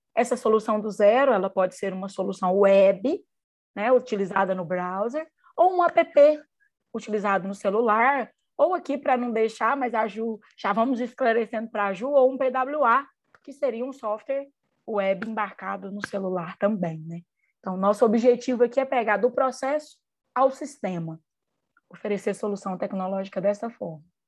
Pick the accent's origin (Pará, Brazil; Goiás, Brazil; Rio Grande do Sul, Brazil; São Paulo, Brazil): Goiás, Brazil; Mineiros; moved away as an adult; now in Uberlândia, Brazil; minha cidade natal é Mineiros, no interior de Goiás